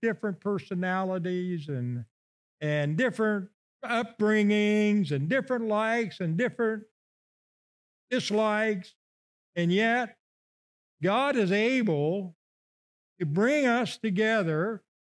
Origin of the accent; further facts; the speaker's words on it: Illinois, United States; moved away; I come from Illinois, okay? So every fall, uh, we get a watermelon in Havana